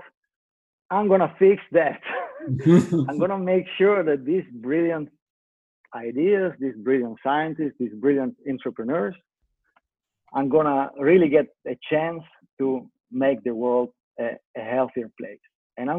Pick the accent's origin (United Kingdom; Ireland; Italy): Italy; moved away; I'm Italian. I grew up in Italy